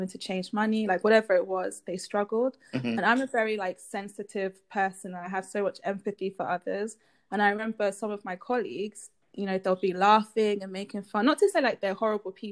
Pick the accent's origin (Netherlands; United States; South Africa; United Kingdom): United Kingdom; England; born and raised in England, but my family is actually Nigerian.